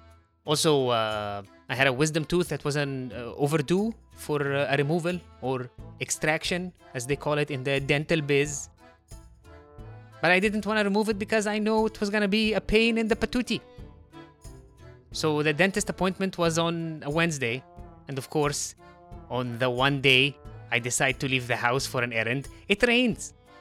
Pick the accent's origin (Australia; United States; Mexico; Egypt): Egypt; Heliopolis, Cairo Governorate; accent: Egyptian; I've been talking to you in a very distinct Egyptian accent this entire time. Do you wanna take a guess? I thought she meant, which city are you from in Egypt? So I tell her, I'm from Heliopolis.